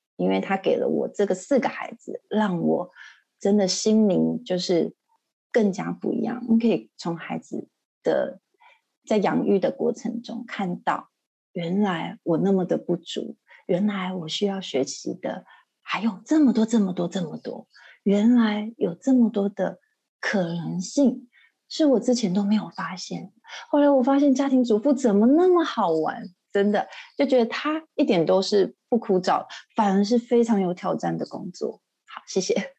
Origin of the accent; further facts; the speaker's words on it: Taiwan; moved away as an adult; now in Shanghai, China; 我是台湾人嘛，那我先生也是